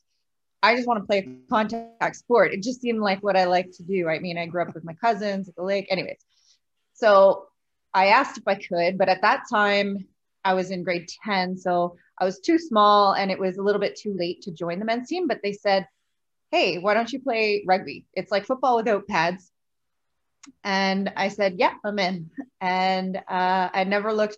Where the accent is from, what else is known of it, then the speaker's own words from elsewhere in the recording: Pointe-Claire, Quebec, Canada; also born or lived in Laurentians, Quebec; I grew up in Pointe Claire, so the West Island of Montreal